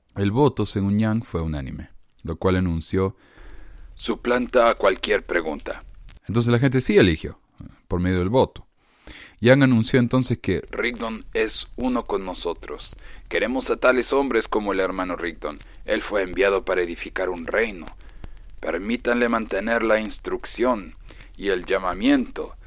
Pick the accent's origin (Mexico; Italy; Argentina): Argentina; como decimos en Argentina